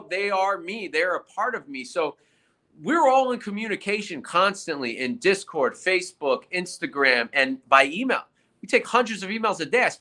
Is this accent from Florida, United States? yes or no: no; New York City, New York, United States; I'm a New York City guy